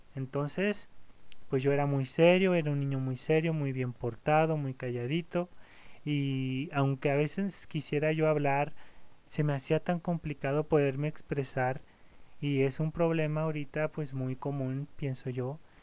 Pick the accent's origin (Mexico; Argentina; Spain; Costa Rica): Mexico; aquí en mi país, aquí en México